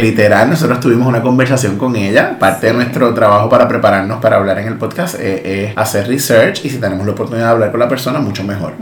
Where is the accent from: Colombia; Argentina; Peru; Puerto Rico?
Puerto Rico; Maunabo; yo soy de Maunabo